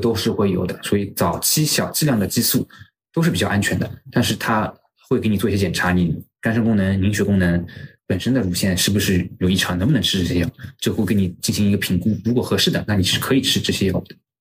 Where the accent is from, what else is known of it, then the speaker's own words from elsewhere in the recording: China; 我们中国人的夫妻生活